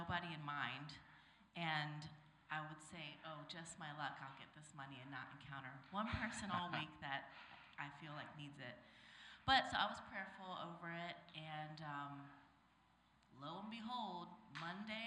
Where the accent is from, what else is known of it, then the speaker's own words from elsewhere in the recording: Maryland, United States; moved away as an adult; now in Los Angeles, United States; I'm from Maryland, the East Coast